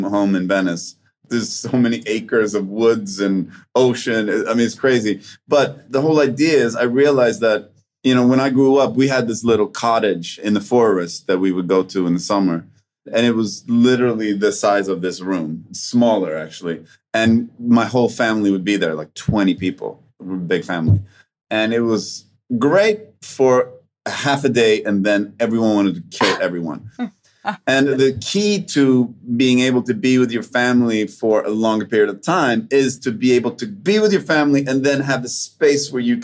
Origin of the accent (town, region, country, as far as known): Sweden; English is a second language; moved away